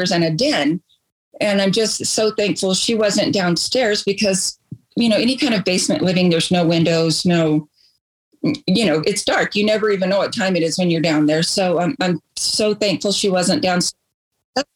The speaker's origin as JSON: {"language": "English", "town": "Portales", "region": "New Mexico", "country": "United States", "tie": "born or raised there", "moved": "as an adult", "lives_now": "Ruidoso, United States", "said": "We moved here from Portales, the area that both my husband and I grew up"}